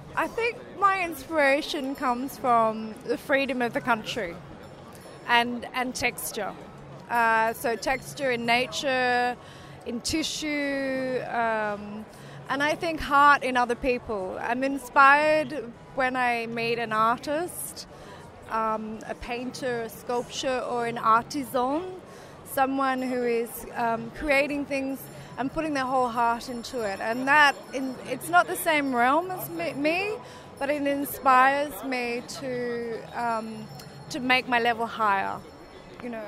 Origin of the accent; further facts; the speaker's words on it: Australia; also born or lived in south of France; now in France; I'm Australian, but based in the south of France